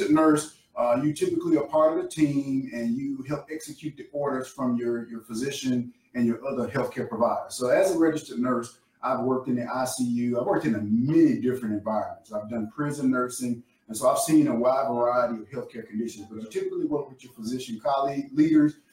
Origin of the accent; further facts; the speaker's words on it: the South, United States; I'm from the South, so I know good Southern food.